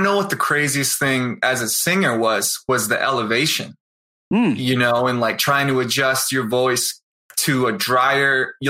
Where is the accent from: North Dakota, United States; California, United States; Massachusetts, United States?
Massachusetts, United States; Easton; now in Denver, United States; My parents, so we grew up outside of Boston in this town called Easton, Massachusetts.